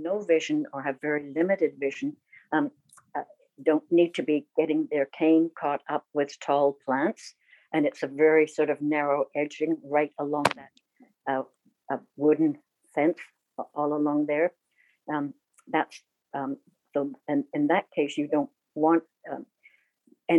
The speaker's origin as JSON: {"language": "English", "region": "England", "country": "United Kingdom", "tie": "born or raised there", "moved": "yes", "lives_now": "Canada", "said": "I was born in England"}